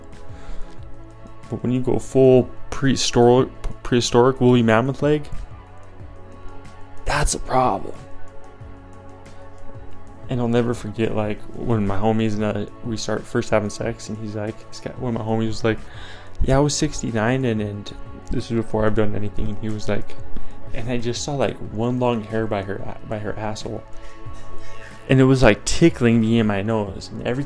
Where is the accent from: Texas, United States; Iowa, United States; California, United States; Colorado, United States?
Colorado, United States; I'm from Colorado